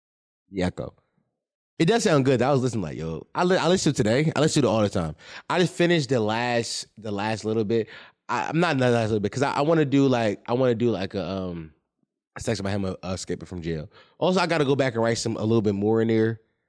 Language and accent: English; Philadelphia, Pennsylvania, United States; My side is I'm a Philadelphian who understands the street life